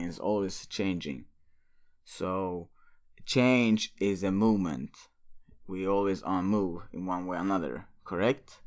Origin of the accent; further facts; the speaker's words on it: Örebro, Örebro County, Sweden; moved away; Örebro, my hometown in Sweden